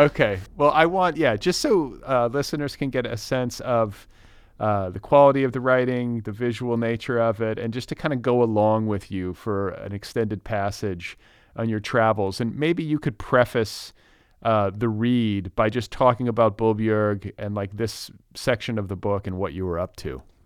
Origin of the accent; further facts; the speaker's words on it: Milwaukee, Wisconsin, United States; moved away as an adult; now in California, United States; I grew up in the States. I, I was born in Milwaukee, up in Wisconsin